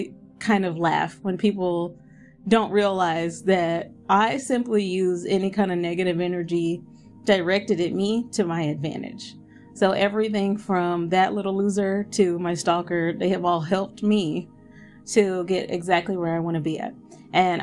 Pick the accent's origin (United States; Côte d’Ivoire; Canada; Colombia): United States; I have no issue being American